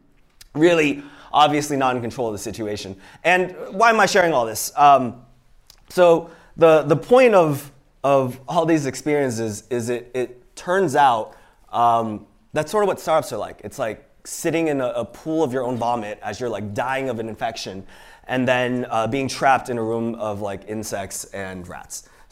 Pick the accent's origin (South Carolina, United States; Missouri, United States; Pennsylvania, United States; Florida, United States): Pennsylvania, United States; Pittsburgh; also born or lived in Iowa City; So yeah, I was born in Iowa City. My parents were immigrants from Hong Kong, and so that's me and my sister. I was born there, but I actually grew up in Pittsburgh, Pennsylvania.